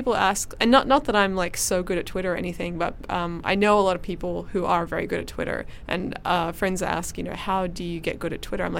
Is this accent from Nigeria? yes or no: no; Perth, Western Australia, Australia; I'm from Perth